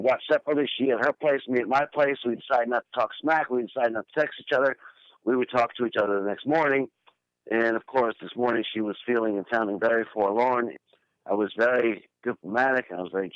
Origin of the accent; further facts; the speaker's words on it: New York City, New York, United States; I was born and raised in New York City in the core of the Big Apple, which is to say Manhattan